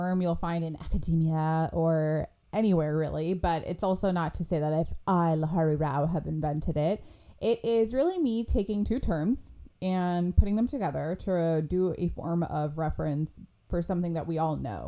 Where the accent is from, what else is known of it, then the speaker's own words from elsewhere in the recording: United States; experiences that we all shared as Indian American in my case